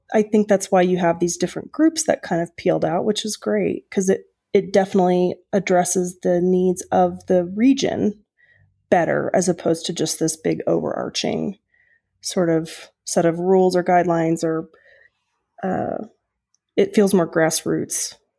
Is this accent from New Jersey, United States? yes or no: no; Oklahoma, United States; moved away; I'm from Oklahoma originally